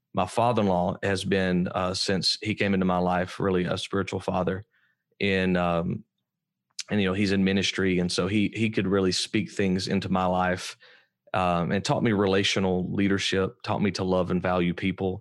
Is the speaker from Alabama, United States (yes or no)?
yes; Alabama, United States; I grew up in Alabama, so I'm obviously an Alabama fan